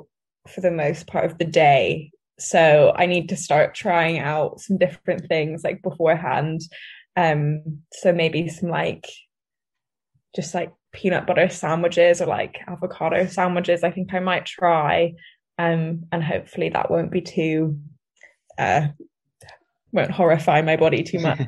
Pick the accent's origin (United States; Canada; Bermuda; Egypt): Bermuda; now in Edinburgh, United Kingdom; my home country is Bermuda